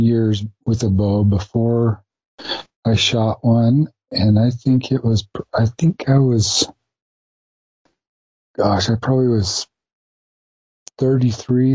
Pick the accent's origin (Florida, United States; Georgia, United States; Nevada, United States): Nevada, United States; Ely; So I grew up in Ely, Nevada, out in the middle of nowhere, but a great place to be able to grow up